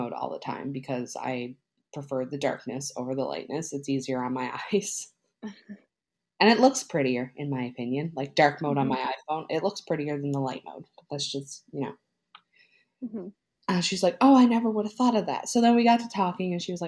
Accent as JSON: {"language": "English", "region": "Newfoundland and Labrador", "country": "Canada", "moved": "as an adult", "lives_now": "Nova Scotia, Canada", "said": "I'm from Newfoundland too"}